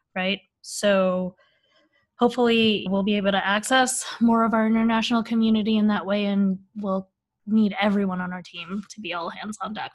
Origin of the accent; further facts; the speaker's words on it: Bay Area, California, United States; I grew up in the Bay Area